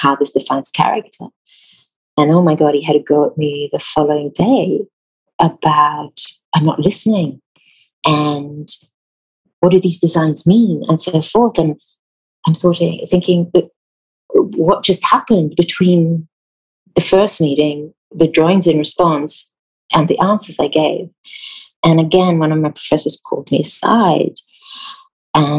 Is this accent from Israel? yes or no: yes; Israel; English is a second language; moved away as an adult; also born or lived in South Africa / United Kingdom; now in United States; I grew up in Israel all my life